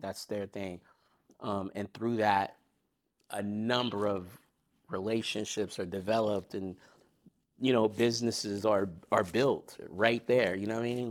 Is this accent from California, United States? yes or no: yes; Long Beach, California, United States; I'm from Long Beach. I'm from the west side of Long Beach in Springdale